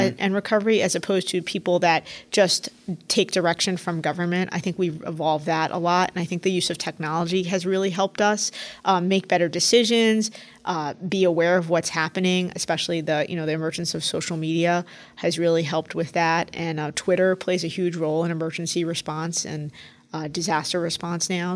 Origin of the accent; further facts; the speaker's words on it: New York City, New York, United States; also born or lived in Washington, D.C. / Philadelphia; I grew up in New York City. My parents still live here